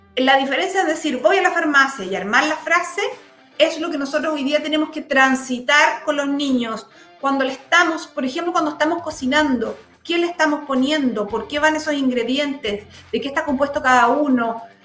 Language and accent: Spanish; Los Lagos, Chile; now in Santiago, Chile; yo vengo de la zona